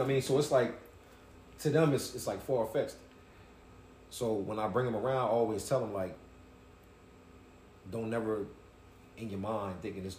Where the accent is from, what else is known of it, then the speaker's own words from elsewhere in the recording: New York, United States; now in Delaware, United States; I'm from New York.